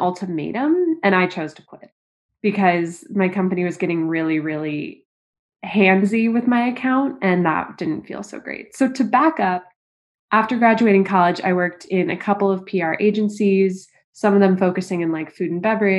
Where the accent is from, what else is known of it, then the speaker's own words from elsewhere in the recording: St. Louis, Missouri, United States; moved away as an adult; also born or lived in Hong Kong; now in New York, United States; originally from St. Louis, Missouri. Then my family lived in Hong Kong for 5 years. Yeah. So age 4 to 10, I lived